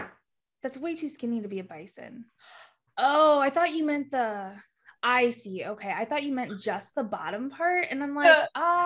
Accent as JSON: {"language": "English", "town": "Thermopolis", "region": "Wyoming", "country": "United States", "tie": "born or raised there", "said": "The town I grew up in Wyoming, we have like the only domesticated buffalo herd in the country. Thermopolis, Wyoming."}